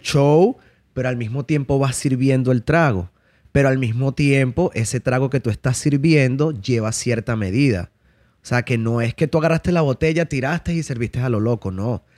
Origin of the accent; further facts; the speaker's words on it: Caracas, Capital District, Venezuela; moved away; also born or lived in La Victoria, Venezuela; fui criado en la ciudad de Caracas, ¿ok? Este, luego de eso viajé a La Victoria. Parte de mi infancia también la viví en La Victoria, pero mayor parte de mi infancia fue, fue en Caracas